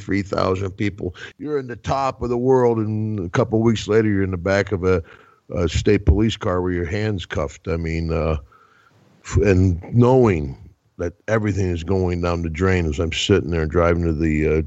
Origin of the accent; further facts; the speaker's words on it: Glens Falls, New York, United States; moved away; also born or lived in Louisiana; That was in my hometown of Glens Falls, New York